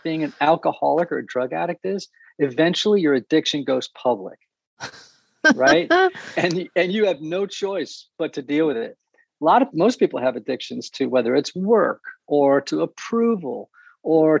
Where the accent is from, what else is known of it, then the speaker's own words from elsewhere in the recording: New England, United States; I grew up in New England